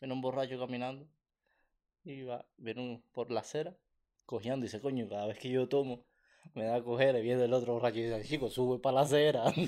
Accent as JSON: {"language": "Spanish", "country": "Cuba", "moved": "yes", "lives_now": "Canada", "said": "Somos cubanos"}